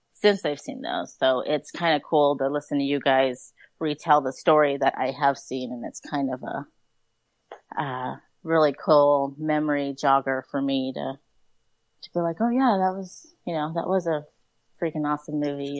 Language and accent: English; Oceanside, California, United States; now in Fallbrook, United States; I live in Fallbrook. I work in Vista. I'm from Oceanside